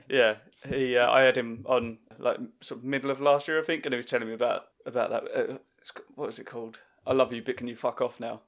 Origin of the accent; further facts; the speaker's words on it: Southend-on-Sea, East of England, United Kingdom; he's actually from the same town as me.